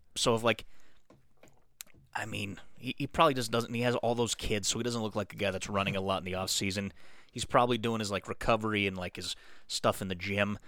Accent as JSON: {"language": "English", "region": "Colorado", "country": "United States", "tie": "born or raised there", "said": "I grew up in Colorado"}